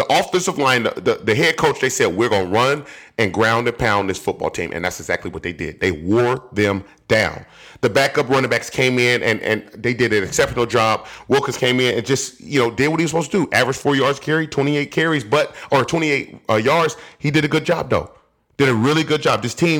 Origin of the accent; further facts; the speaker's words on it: Indiana, United States; I know I'm from Indiana.